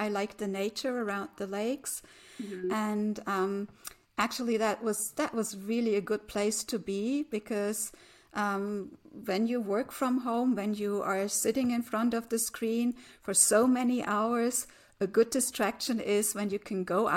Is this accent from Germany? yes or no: yes; Germany; I'm from Germany